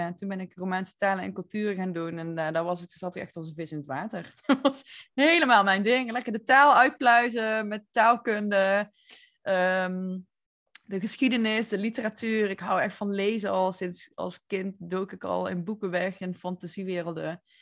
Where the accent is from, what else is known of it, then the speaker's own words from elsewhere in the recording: North Brabant, Netherlands; accent: Brabant; moved away as an adult; also born or lived in Barcelona / Nicaragua; ik kom uit Brabant, zoals je hoort waarschijnlijk.